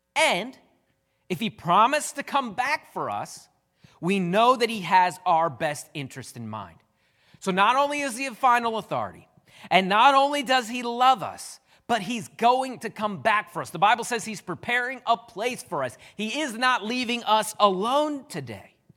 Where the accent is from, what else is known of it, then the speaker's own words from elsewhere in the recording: United States; I'm an American